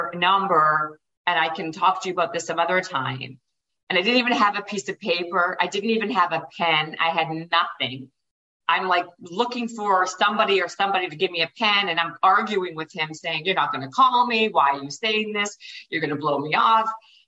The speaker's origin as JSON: {"language": "English", "town": "Winnipeg", "region": "Manitoba", "country": "Canada", "tie": "born or raised there", "moved": "yes", "said": "I was living in Winnipeg. I'm Canadian. And I was living in Winnipeg at the time."}